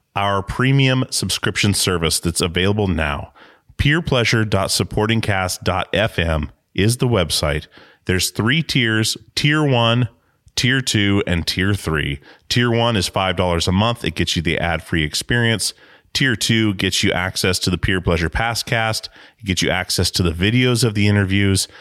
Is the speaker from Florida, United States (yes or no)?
no; Alaska, United States; now in Portland, United States; I'm from Alaska myself, and, uh, moved to Portland in two thousand, but we, we moved maybe three times as a, as a child